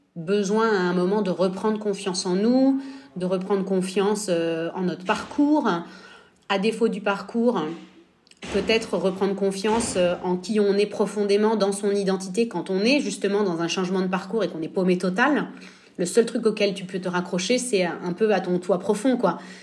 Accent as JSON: {"language": "French", "town": "Nice", "region": "Provence-Alpes-Côte d'Azur", "country": "France", "tie": "born or raised there", "also_born_or_lived": "Normandy / Florence, Italy", "moved": "as an adult", "lives_now": "Italy", "said": "j'ai grandi à Nice, donc on n'est pas très loin de la frontière italienne"}